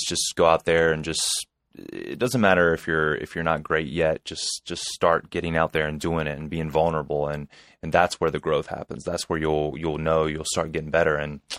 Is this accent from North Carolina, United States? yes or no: yes; North Carolina, United States; Well, I'm from North Carolina.